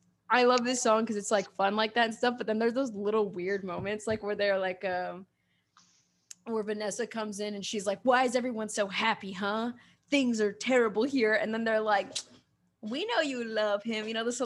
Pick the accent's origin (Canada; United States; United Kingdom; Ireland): United States; Queens, New York; Chile Dominican Rican, something like that. Yeah, but I always say I'm from Queens.